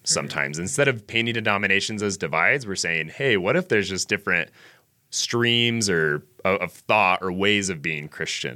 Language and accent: English; Ogden, Utah, United States; I am from Ogden, Utah. I'm a native Utahn